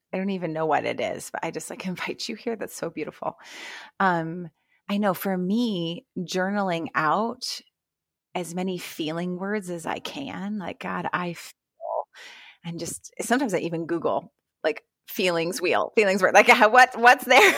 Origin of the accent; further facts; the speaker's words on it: Ohio, United States; I'm from Ohio